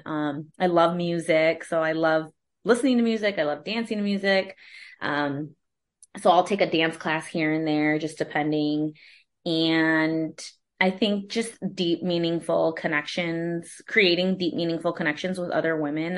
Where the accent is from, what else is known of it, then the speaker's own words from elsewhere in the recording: Holland, Michigan, United States; also born or lived in Kalamazoo, Michigan / Austin, Texas; now in Grand Rapids, United States; I am from Holland, Michigan originally, which is West Michigan, and I was born and raised there